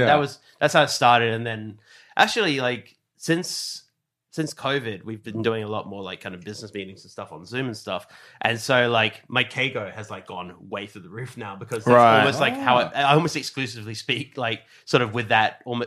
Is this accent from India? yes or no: no; Perth, Western Australia, Australia; moved away; oh yeah, I'm from Perth, fucking what? But like, once you leave, I think there is like a little bit of homesickness.